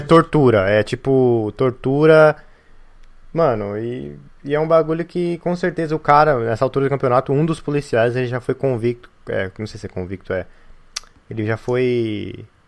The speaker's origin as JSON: {"language": "Portuguese", "region": "São Paulo", "country": "Brazil", "said": "de onde eu venho, que é a Zona Leste de São Paulo"}